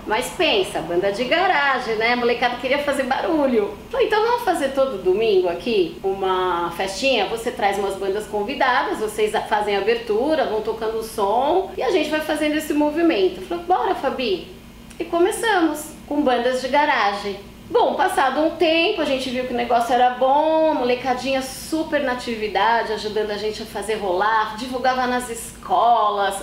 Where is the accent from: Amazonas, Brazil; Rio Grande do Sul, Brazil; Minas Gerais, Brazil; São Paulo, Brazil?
São Paulo, Brazil; born or raised there; also born or lived in São Bernardo do Campo